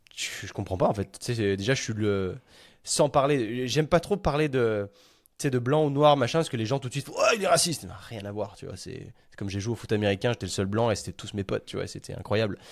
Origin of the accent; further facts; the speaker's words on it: France; moved away as an adult; en tant que bon petit français